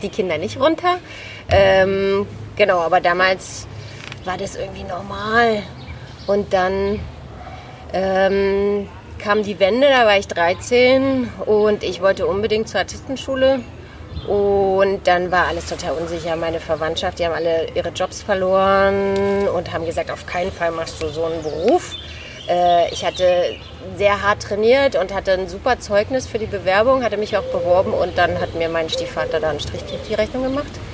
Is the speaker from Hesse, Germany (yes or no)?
no; Berlin, Germany; also born or lived in Australia; Ich bin in Berlin groß geworden, in Mitte